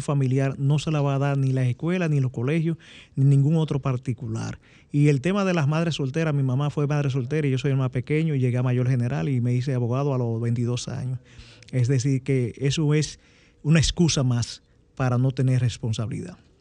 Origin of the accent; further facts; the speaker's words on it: Dominican Republic; nosotros eh, como dominicanos